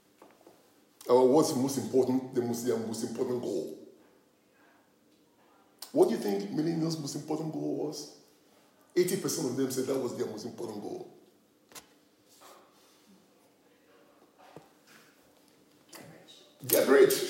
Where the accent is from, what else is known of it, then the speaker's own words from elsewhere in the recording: Ghana; I'm from Ghana